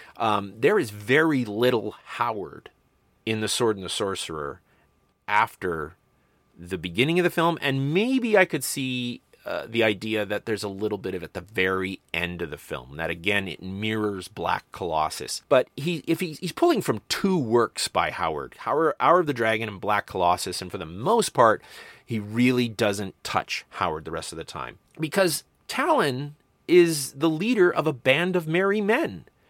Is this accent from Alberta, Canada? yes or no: yes; Medicine Hat, Alberta, Canada; I grew up in Medicine Hat, Alberta, which was at one point the video capital of Canada.